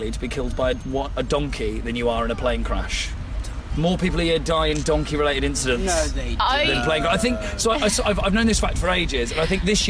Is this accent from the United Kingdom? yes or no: yes; Oxford, South East England, United Kingdom; I am from Oxford